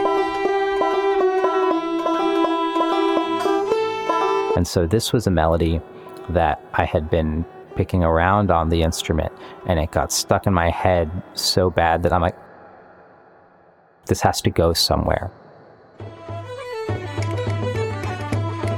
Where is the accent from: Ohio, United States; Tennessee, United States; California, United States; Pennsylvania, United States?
Ohio, United States; now in Chicago, United States; I'm from Ohio.